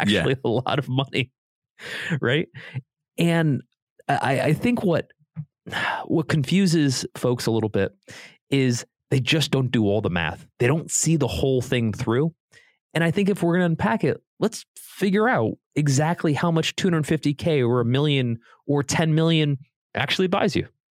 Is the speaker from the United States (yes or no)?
yes; Connecticut, United States; also born or lived in Columbus, Ohio; now in Beverly Hills, United States; I grew up on the East Coast in Connecticut.